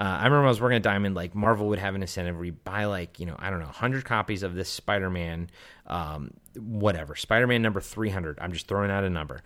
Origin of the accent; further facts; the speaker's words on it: Maryland, United States; I grew up in Maryland on the East Coast